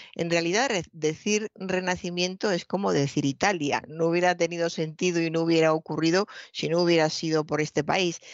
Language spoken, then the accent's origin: Spanish; Spain